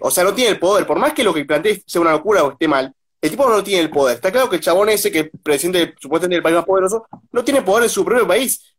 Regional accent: Argentina

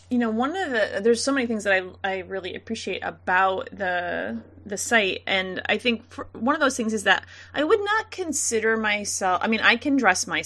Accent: Missouri, United States; we're from Missouri.

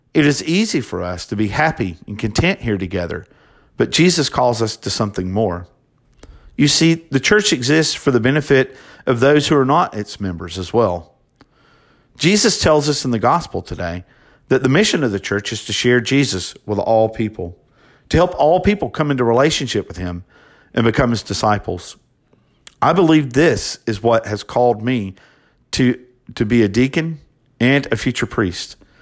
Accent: Hartford, Alabama, United States; also born or lived in Dothan, Alabama / Montgomery, Alabama; raised in Hartford, Alabama, by two wonderful Christians.

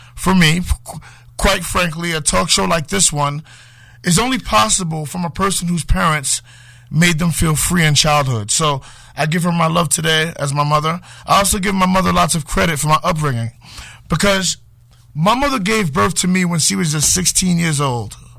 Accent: New York City, New York, United States; moved away as an adult; now in Connecticut, United States; I was a kid growing up in Harlem

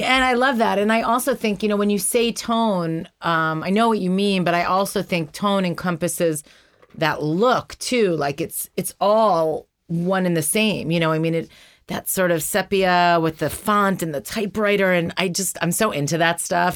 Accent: New York, United States; I grew up in New York

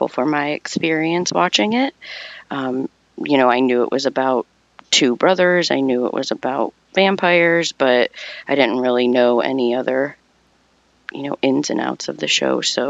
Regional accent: Kent, Ohio, United States; I'm from Kent, Ohio.

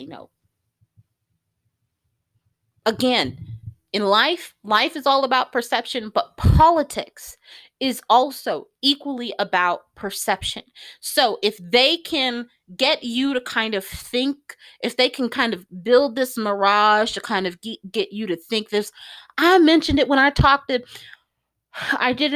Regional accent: United States; I, as an American

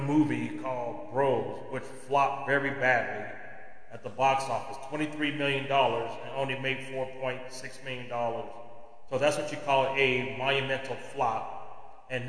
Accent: United States; as an American

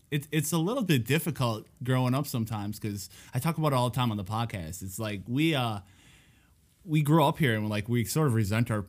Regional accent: Escanaba, Michigan, United States; Born and raised in Escanaba.

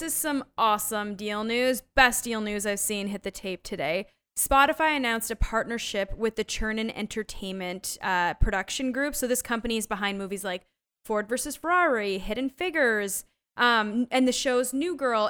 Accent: Canada; moved away; I grew up in Canada where forty percent of the T V has to be Canadian produced.

